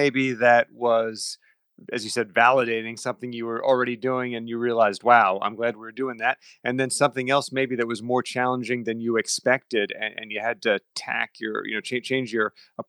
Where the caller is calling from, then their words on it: Westchester, New York, United States; By the way, I'm calling you from Westchester, New York.